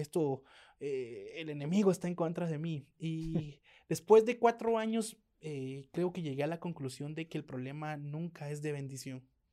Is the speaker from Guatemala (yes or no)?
yes; Guatemala; nunca negamos que somos chapines